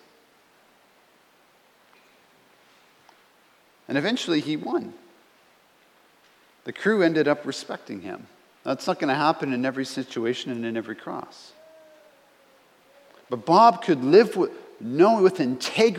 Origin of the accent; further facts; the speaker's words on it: Canada; I'm a Canadian